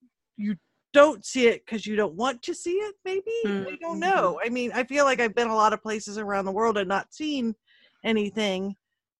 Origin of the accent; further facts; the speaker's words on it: Cincinnati, Ohio, United States; also born or lived in Michigan / Moscow, Ohio; I was born in Michigan, but have lived most of my life in Cincinnati